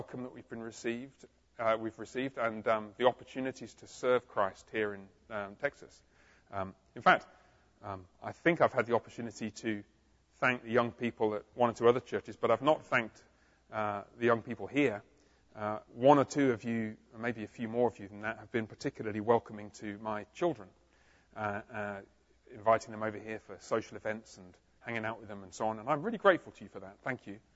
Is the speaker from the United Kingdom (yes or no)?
yes; England, United Kingdom; moved away as an adult; also born or lived in London, England; now in Fort Worth, United States; I was born in England